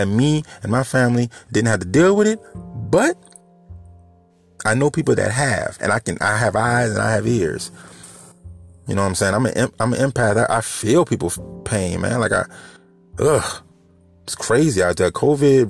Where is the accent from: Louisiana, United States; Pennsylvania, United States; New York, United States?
Louisiana, United States; New Orleans; moved away as an adult; now in Houma, United States; I live in Houma right now, but I'm from New Orleans